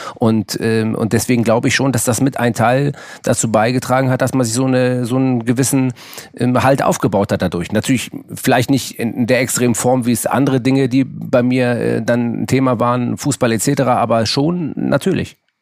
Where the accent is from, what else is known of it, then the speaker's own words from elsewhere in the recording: Hamburg, Germany; Äh, es ist Hamburg Müllmannsberg